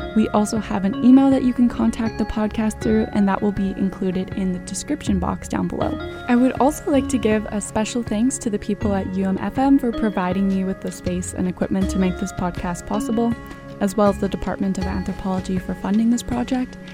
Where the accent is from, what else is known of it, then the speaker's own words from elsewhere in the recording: Canada; I was born in Canada, so my behavior, my accent, My worldview and my experiences have all been shaped by Canadian culture